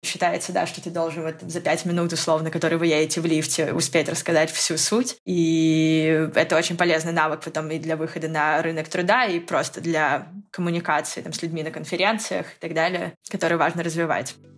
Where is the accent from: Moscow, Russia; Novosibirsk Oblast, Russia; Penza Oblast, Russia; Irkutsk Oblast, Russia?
Novosibirsk Oblast, Russia; Novosibirsk; я из Новосибирска, третий самый большой город